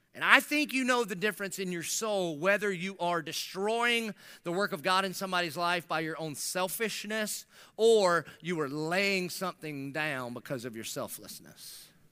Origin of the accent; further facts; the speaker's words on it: United States; being American